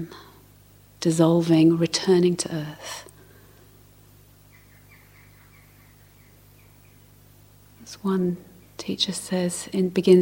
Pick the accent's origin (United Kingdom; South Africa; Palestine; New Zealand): United Kingdom; London; I grew up in South London